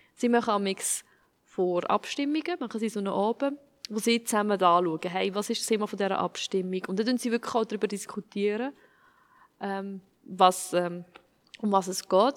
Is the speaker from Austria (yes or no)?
no; Switzerland; ich als Schweizerin bin